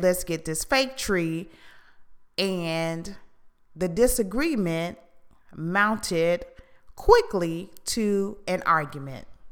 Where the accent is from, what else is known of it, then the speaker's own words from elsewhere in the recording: Houston, Texas, United States; where I was raised in Houston